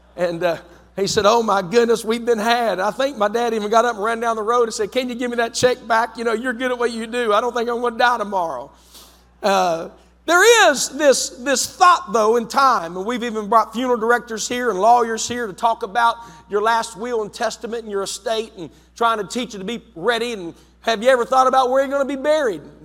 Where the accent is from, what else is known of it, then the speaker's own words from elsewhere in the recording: West Virginia, United States; moved away as an adult; also born or lived in London, West Virginia; now in Zanesville, United States; I'm from West Virginia